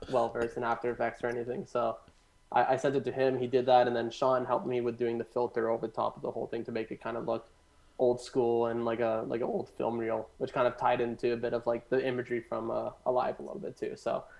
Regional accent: Caledon, Ontario, Canada; also born or lived in Hamilton; I grew up in Caledon in that house

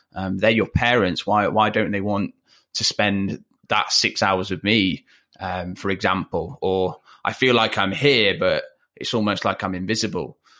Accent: Leicester, East Midlands, United Kingdom; accent: chavvier; moved away; I grew up not in Manchester, I grew up in Leicester

